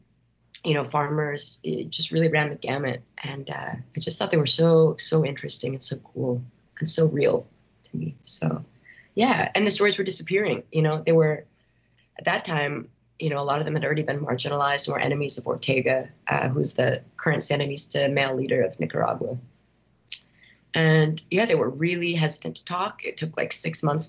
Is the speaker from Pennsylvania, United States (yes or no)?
no; outside Chicago, Illinois, United States; growing up outside Chicago.